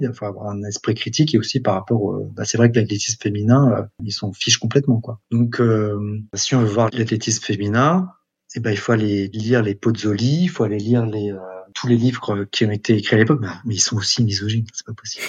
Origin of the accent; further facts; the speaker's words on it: France; also born or lived in Montgeron / Shanghai / Metz; je suis français